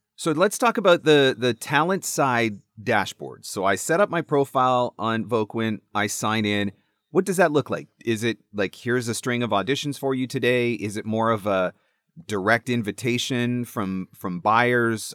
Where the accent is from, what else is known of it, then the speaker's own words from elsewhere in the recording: Canada; I'm Canadian.